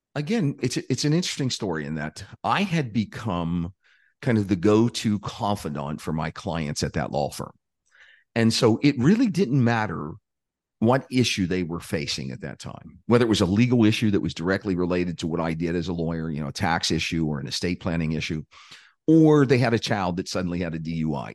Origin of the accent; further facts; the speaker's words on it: Pittsburgh, Pennsylvania, United States; I grew up in a, uh, a lower income working class neighborhood just outside of Pittsburgh, Pennsylvania